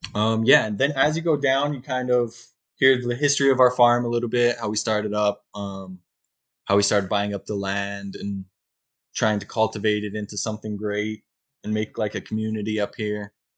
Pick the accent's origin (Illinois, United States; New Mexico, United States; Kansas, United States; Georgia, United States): New Mexico, United States; just south of Albuquerque; moved away as an adult; also born or lived in Big Island, Hawaii; now in Hawaii, United States; originally from New Mexico, um, just south of Albuquerque. My family uh, had a little bit of property that we grew corn, alfalfa, and hay.